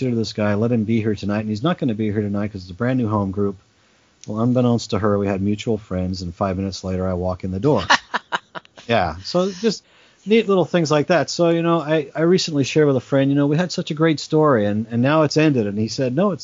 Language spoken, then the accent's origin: English; Australia; moved away; also born or lived in England; So I was born in England. I grew up in Australia